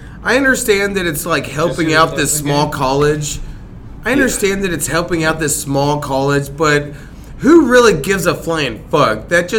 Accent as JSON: {"language": "English", "town": "Midwest City", "region": "Oklahoma", "country": "United States", "tie": "born or raised there", "said": "I grew up in Midwest City most of my childhood."}